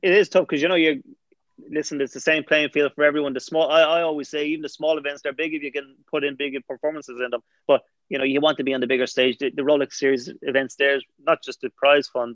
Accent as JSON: {"language": "English", "town": "Bray", "region": "Leinster", "country": "Ireland", "said": "I'm from Bray"}